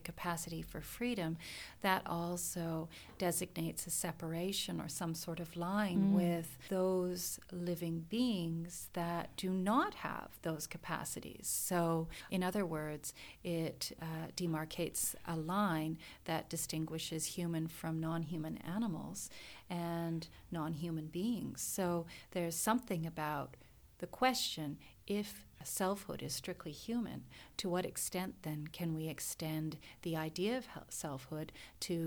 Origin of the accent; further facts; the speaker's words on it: Canada; accent: Canadian; my good Canadian accent